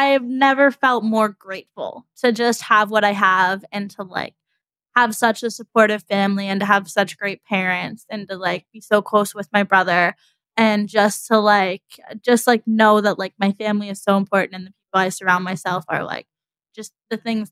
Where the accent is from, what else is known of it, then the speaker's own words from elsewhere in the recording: United States; as an American